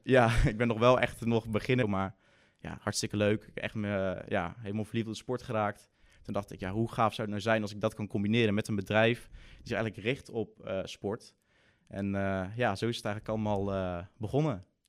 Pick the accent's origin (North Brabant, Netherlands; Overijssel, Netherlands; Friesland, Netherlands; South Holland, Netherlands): North Brabant, Netherlands; Breda; ik kom uit Breda.